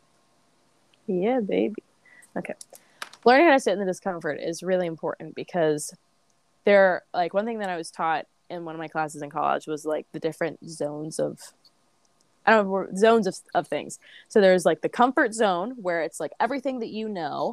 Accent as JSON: {"language": "English", "town": "St. Louis", "region": "Missouri", "country": "United States", "tie": "born or raised there", "moved": "as an adult", "said": "I grew up in St. Louis."}